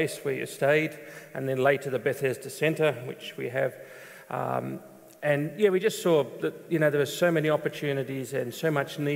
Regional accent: Sydney, New South Wales, Australia; moved away as an adult; now in Moldova; I was born in Sydney, in Australia. I know there's two Sydneys, that's why I always say that, but Sydney, Australia. I went to a Christian school in Sydney

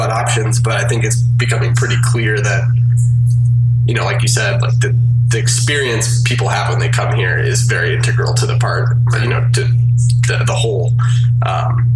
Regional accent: Minneapolis, Minnesota, United States; now in Chester, United States; I'm from Minneapolis

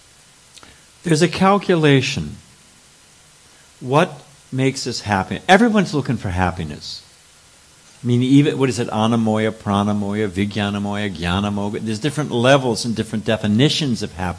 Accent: California, United States; I'm born and raised in California

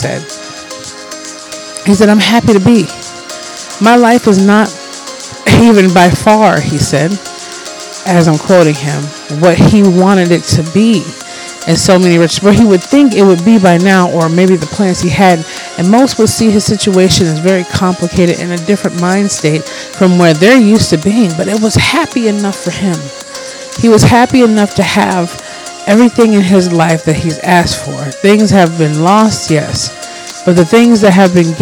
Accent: Minnesota, United States; also born or lived in Detroit, Michigan; I've been here for massively 90% of my life, and I'm a Minnesotan

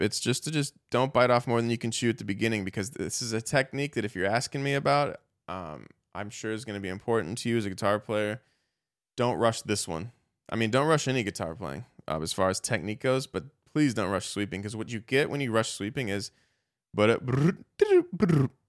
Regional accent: United States; I'm an American. I grew up here, but, you know, my Irish, uh, my, my family, my dad, you know, embraces that Irish heritage

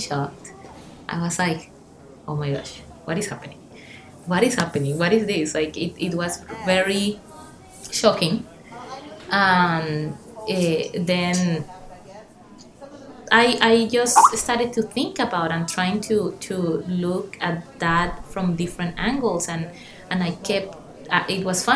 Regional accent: Colombia; English is a second language; also born or lived in Panama; now in United States; I came from Colombia, so in Colombia we are used to have those type of jokes

